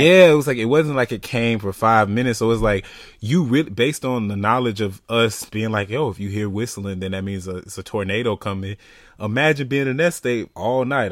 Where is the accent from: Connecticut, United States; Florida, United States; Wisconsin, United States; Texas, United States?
Florida, United States; being from Florida